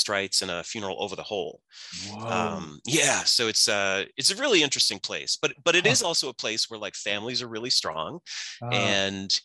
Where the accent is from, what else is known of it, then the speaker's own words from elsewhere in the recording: Scranton, Pennsylvania, United States; moved away; I grew up in Scranton, Pennsylvania, which is in Northeast PA